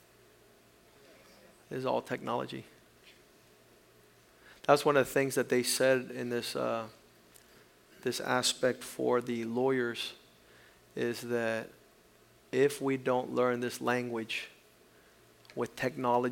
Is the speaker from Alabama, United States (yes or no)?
no; Titusville, Florida, United States; where I was growing up in Titusville, here in Florida